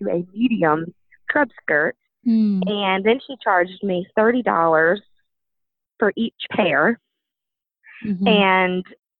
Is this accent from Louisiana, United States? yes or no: yes; Baton Rouge, Louisiana, United States; moved away as an adult; now in St. Louis, United States; I'm originally from Baton Rouge, Louisiana, but I relocated to St. Louis, Missouri